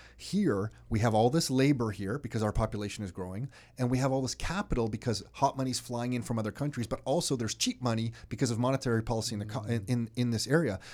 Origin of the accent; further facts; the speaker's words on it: Canada; we're from Canada